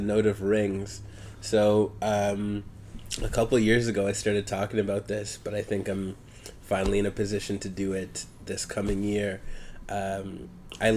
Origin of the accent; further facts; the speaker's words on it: Hamilton, Ontario, Canada; I grew up in Hamilton, Ontario.